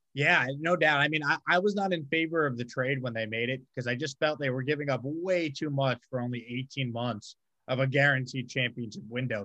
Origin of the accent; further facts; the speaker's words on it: Long Island, New York, United States; now in Houston, United States; I grew up on Long Island, uh, South